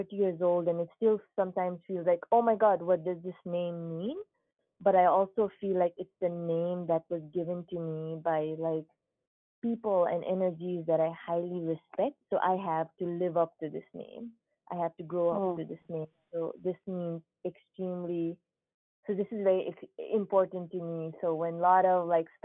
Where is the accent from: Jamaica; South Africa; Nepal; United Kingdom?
Nepal; moved away as an adult; now in United States; So I was born in Nepal, born and raised in Nepal. I actually came to the United States when I was 19 years old.